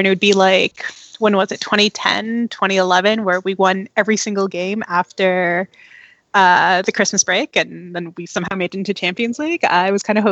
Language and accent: English; Toronto, Ontario, Canada; also born or lived in London, Ontario; I'm born and raised in Toronto, but my mom is half Swiss, half Filipino, and my dad is 100% Friulano.